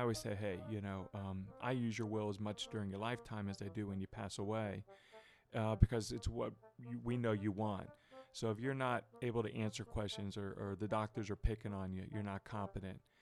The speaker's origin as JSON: {"language": "English", "town": "Dallas", "region": "Texas", "country": "United States", "tie": "born or raised there", "moved": "as an adult", "lives_now": "Northern Kentucky, United States", "said": "Not a native Texan, but uh, I grew up there"}